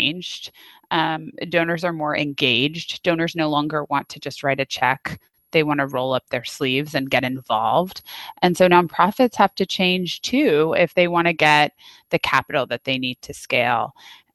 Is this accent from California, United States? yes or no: yes; Napa, California, United States; I grew up in Napa where it's not. Wasn't a fancy town when I grew up there